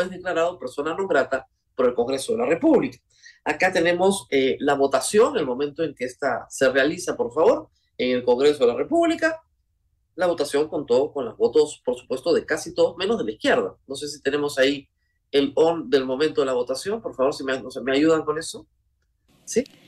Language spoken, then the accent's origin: Spanish; Peru; somos los peruanos, la sociedad peruana